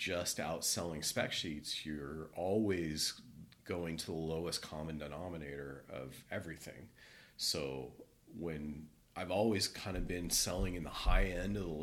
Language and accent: English; Cupertino, California, United States; also born or lived in Chico; born and raised in California in Cupertino. Grew up down there